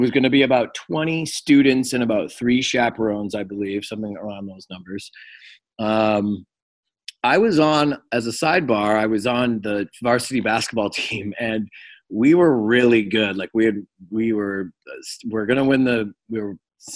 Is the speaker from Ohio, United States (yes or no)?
no; Cape Cod, Massachusetts, United States; moved away as an adult; also born or lived in Springfield, Massachusetts / Los Angeles, California; I was born in Springfield, Massachusetts, but I was raised in Cape Cod